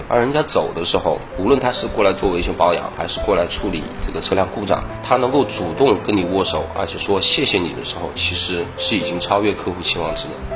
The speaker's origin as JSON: {"language": "Chinese", "town": "Changsha", "region": "Hunan", "country": "China", "tie": "born or raised there", "said": "自小其实就是一个工薪阶层嘛，因为父母的话也从广东 然后长沙来创业，然后我又在长沙出生"}